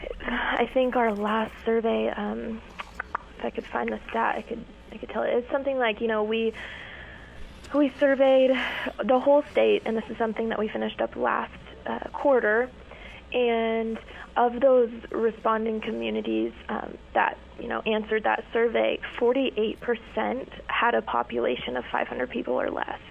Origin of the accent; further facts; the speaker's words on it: Ogallala, Nebraska, United States; I'm from Ogallala, so rural Nebraska, and I'm not foreign to the hunting and fishing aspect of life